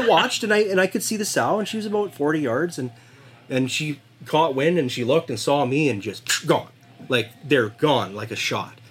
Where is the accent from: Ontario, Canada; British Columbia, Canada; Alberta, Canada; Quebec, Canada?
British Columbia, Canada; Pouce Coupe / Puggins Mountain area; growing up in Puggins Mountain, we'd always see grizzly tracks in the spring